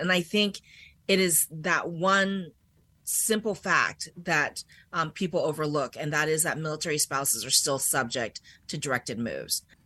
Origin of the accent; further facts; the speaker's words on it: Washington, District of Columbia, United States; moved away as an adult; also born or lived in Germany; I'm actually from this area